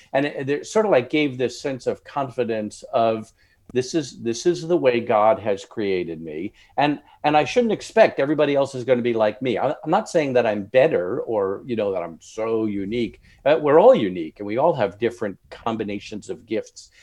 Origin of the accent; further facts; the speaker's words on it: Long Island, New York, United States; moved away; I'm originally from New York, Long Island, suburbs of New York City